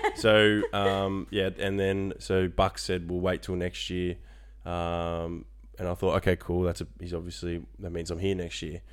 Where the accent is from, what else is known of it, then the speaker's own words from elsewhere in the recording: Frankston, Victoria, Australia; moved away as an adult; now in Orlando, United States; I grew up in Frankston, so I'm a local.